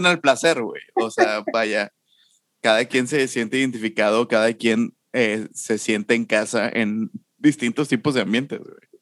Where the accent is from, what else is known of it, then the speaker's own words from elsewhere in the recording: Monterrey, Nuevo León, Mexico; crecí y Nacho y yo crecimos en Mitras